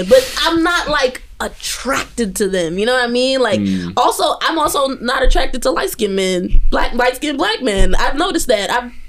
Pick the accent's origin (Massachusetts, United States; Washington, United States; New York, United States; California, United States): New York, United States; New York City; I grew up between Bushwick and Brownsville.